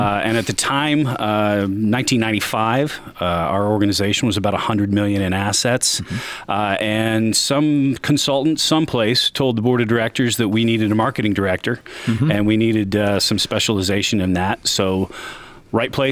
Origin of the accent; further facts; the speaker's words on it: Marion, Indiana, United States; also born or lived in Seattle; I grew up in Marion